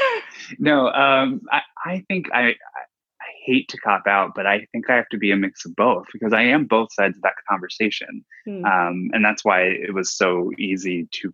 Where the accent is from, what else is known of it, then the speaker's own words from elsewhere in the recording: Dayton, Ohio, United States; moved away; I'm from Ohio originally. So I think it's just in my blood. Yeah, I'm from Dayton